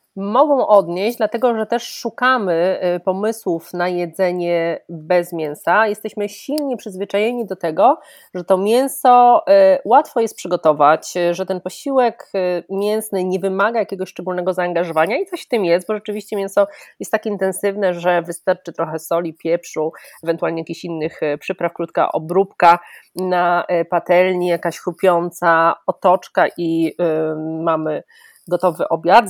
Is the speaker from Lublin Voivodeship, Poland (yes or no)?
no; Greater Poland, Poland; jestem z Wielkopolski, moja babcia, moja cała rodzina jest z Wielkopolski